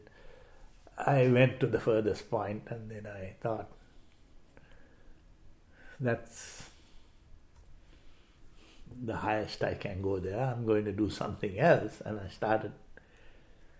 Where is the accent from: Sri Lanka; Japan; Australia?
Sri Lanka; moved away as an adult; now in Orange County, California, United States; born and raised in Sri Lanka. My dad owned a plantation, and that's where I grew up